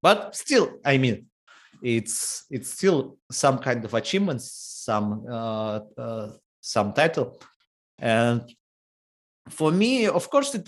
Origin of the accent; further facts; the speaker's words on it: Horlivka, Donetsk Oblast, Ukraine; English is a second language; also born or lived in Kramatorsk, Ukraine; I was born in Horlovka. I moved to another city, to Kramatorsk, when I was 10 years old